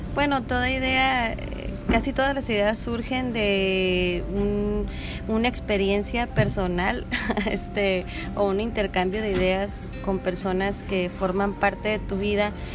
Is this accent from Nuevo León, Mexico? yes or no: no; Ensenada, Baja California, Mexico; esta fiesta que empezamos a vivir los ensenadenses